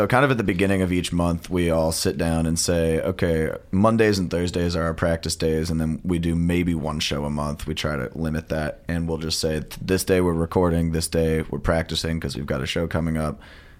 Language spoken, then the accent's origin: English; St. Louis, Missouri, United States; moved away as an adult; now in Columbia, United States; I am from St. Louis originally, and I came here from Mizzou as well.